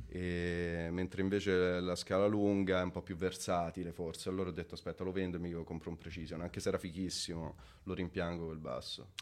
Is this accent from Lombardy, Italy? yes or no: no; Montefiascone, Lazio, Italy; moved away as an adult; also born or lived in London; now in Milan, Italy; sono nato a Montefescone in provincia di Viterbo